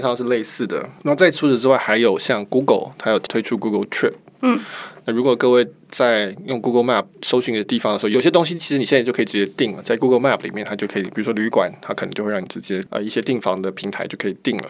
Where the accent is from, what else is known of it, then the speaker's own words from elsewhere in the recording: Taiwan; 我们是台湾的习惯，六点半吃饭那种习惯